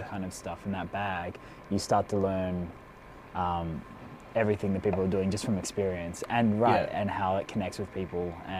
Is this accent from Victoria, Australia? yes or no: yes; Melbourne, Victoria, Australia; I come from Melbourne, Australia.